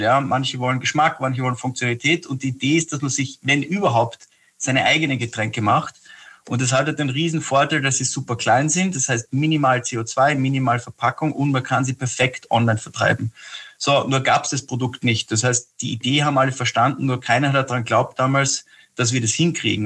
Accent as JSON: {"language": "German", "country": "Austria", "also_born_or_lived": "Scotland", "said": "als Österreicher"}